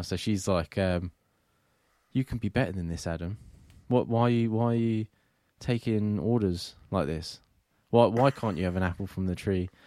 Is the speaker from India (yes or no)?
no; England, United Kingdom; I am English